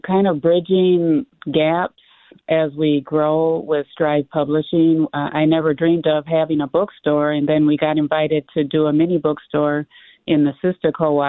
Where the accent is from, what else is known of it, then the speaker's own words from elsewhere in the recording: Minneapolis, Minnesota, United States; growing up in North Minneapolis